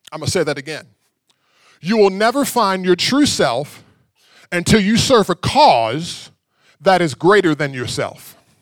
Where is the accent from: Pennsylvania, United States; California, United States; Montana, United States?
Pennsylvania, United States; Pittsburgh; now in Texas, United States; I grew up in Pittsburgh